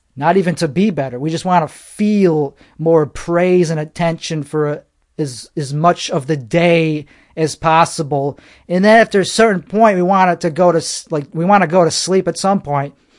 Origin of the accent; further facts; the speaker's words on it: United States; I'm American. That's what I am.